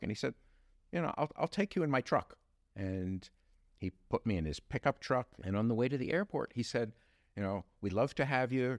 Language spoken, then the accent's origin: English; New York, United States; I grew up on the Upper West Side